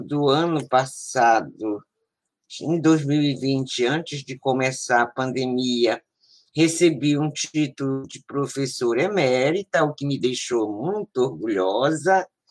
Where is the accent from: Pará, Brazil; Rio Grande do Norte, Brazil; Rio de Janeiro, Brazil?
Pará, Brazil; Belém; also born or lived in Marajó; Eu cheguei a Belém com a minha família, eu tinha um ano e meio. E aqui eu vivo, aqui eu estou. Então, Belém é o lugar que eu me criei, né, num bairro de periferia, lá, a Sacramenta